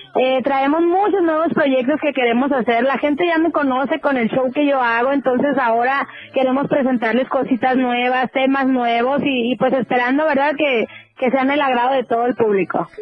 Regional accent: Mexicali, Baja California, Mexico; Te saludo desde mi tierra, Mexicali, Baja California

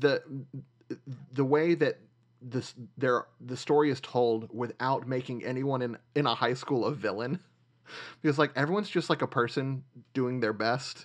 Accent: Nashville, Tennessee, United States; moved away; I grew up in Nashville.

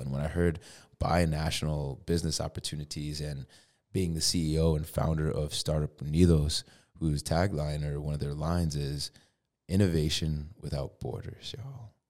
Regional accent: Connecticut, United States; now in Tucson, United States; I'm from Connecticut

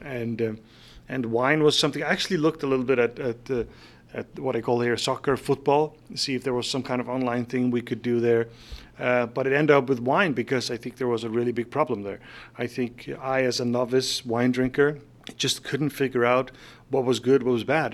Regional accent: Faroe Islands; moved away as an adult; also born or lived in Denmark; now in San Francisco, United States; I was born in the Faroe Islands in, uh, nineteen seventy-two, and I moved out of there in nineteen ninety-four. So I did live my first twenty-two years in the Faroe Islands

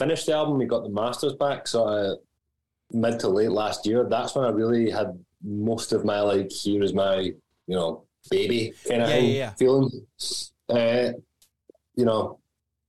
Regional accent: Glasgow, Scotland, United Kingdom; having lived in the same like 3 or 4 square miles in Glasgow my entire life

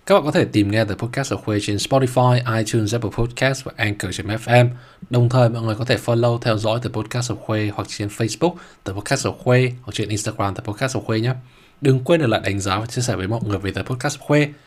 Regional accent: Ha Long, Quang Ninh, Vietnam; moved away as an adult; em ở Hà Long thật ra là từ bé đến lớn rồi đến khi em đi học đại học

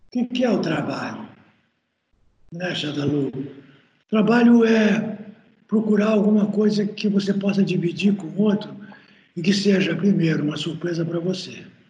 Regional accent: Santa Maria, Rio Grande do Sul, Brazil; lá na região de Santa Maria, onde eu nasci

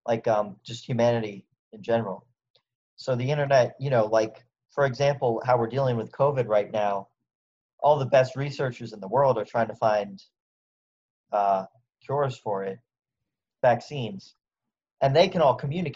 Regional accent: United States; as an American

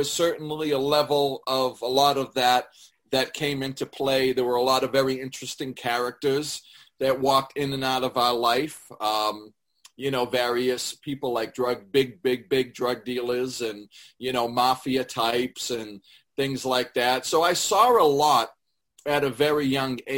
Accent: Lawrence, Massachusetts, United States; also born or lived in Methuen; I was born in Lawrence and raised between Lawrence and Methuen.

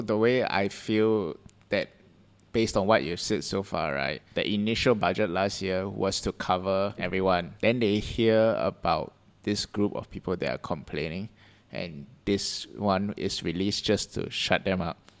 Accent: Singapore; as a Singaporean

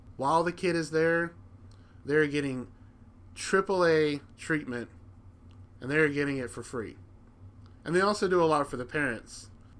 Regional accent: Alabama, United States; When I was growing up, and I grew up in Alabama, which Memphis is about, I want to say, 2.5 hours from where I grew up in Alabama.

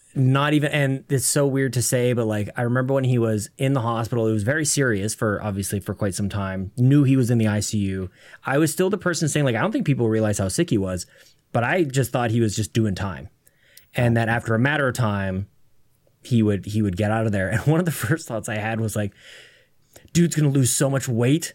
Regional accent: Canada; being Canadian

